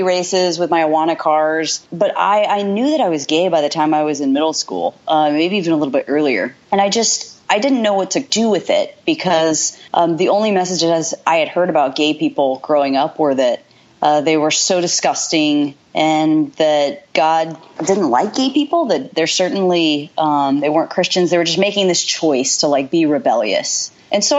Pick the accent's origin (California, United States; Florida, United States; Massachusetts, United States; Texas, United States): Texas, United States; Dallas; also born or lived in Houston, Texas; now in Washington, D.C., United States; I live in DC now, and I'm from Dallas, Texas. I was actually born outside of Houston